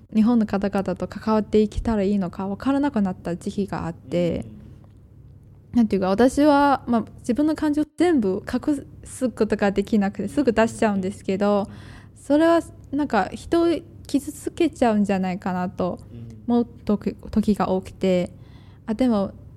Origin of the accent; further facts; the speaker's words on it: China; Japanese is a second language; now in Japan; 「出身はどこですか?」って聞かれると「中国です」って言って